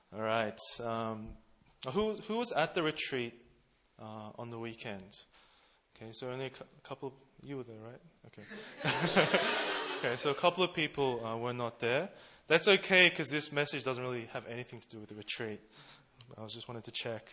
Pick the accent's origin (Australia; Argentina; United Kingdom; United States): Australia; Melbourne, Victoria; now in Seoul, South Korea; I'm from Melbourne, Australia.